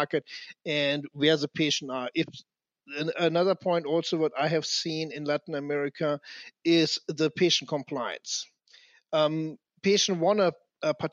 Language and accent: English; Germany; I come from Germany